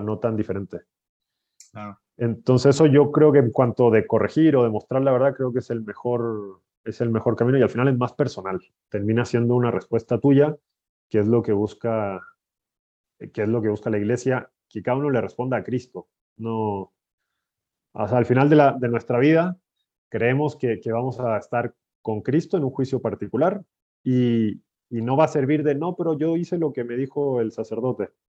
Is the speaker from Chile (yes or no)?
yes; Chile; moved away as an adult; also born or lived in Brazil / Italy / Spain; now in Mexico; soy de Chile.